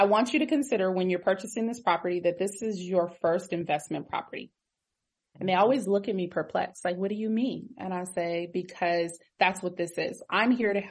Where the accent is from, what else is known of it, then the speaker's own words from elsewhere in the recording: Pasadena, California, United States; I am originally from Pasadena